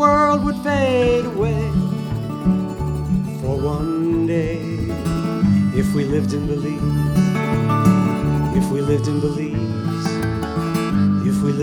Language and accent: English; Chicago, Illinois, United States; I'm from Chicago